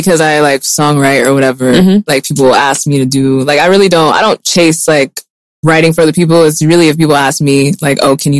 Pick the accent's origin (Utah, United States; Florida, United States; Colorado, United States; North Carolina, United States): Utah, United States; I'm from Utah because my parents are, they're from Côte d'Ivoire and they had friends, and the same story every single day.